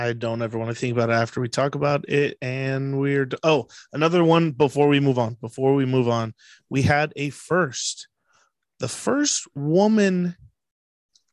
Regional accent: San Diego, California, United States; we're from San Diego

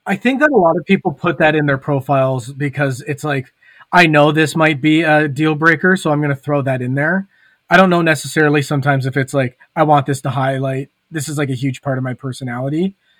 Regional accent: Hamilton, Ontario, Canada; moved away; back when I still lived in Hamilton, so like my hometown

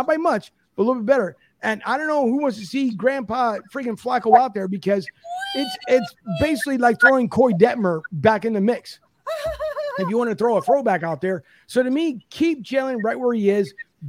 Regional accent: Philadelphia, Pennsylvania, United States; moved away; I love Philly, born and raised there, absolutely love it, will be my hometown forever no matter where I live.

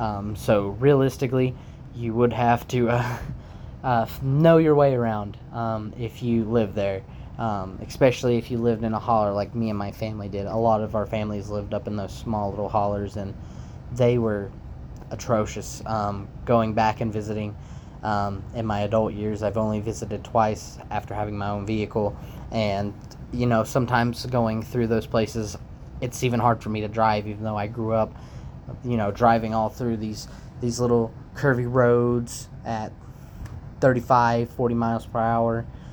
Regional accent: Inez, Kentucky, United States; moved away as an adult; also born or lived in Floyd County, Kentucky; now in Minnesota, United States; I currently reside in Minnesota, where I moved to back in 2021. And I was originally from a small little town called Inez, Kentucky. I was born in Floyd County, Kentucky, which is only about 30 minutes out, about 30-ish minutes from Inez, where I was born and raised.

